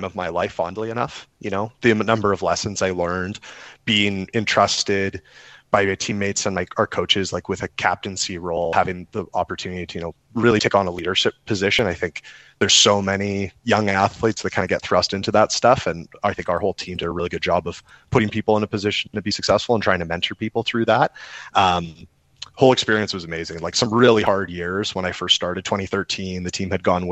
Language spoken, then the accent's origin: English; Alberta, Canada; also born or lived in Wainwright, Alberta / St. Paul, Alberta / Spruce Grove, Alberta; I grew up in a small town in Alberta. I was born in Wainwright, and we moved to St. Paul and moved to the Edmonton area outside in Spruce Grove when I was about 9 years old